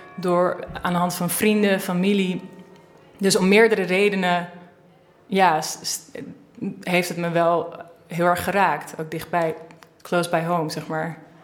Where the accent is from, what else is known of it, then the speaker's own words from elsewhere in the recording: Amsterdam, North Holland, Netherlands; also born or lived in Achterhoek, Netherlands / Baltimore, United States; En ik woon sinds ik acht ben in Amsterdam. Dus ik nou, voel, me voorwaardig Amsterdammer.